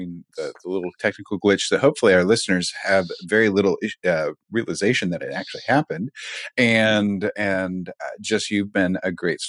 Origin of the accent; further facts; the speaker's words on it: Kansas City, United States; now in Texas, United States; I'm being from Kansas City